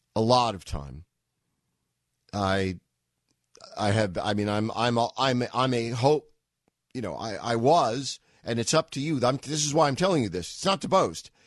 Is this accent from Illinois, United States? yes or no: no; New York, United States; now in Massachusetts, United States; I'm a New Yorker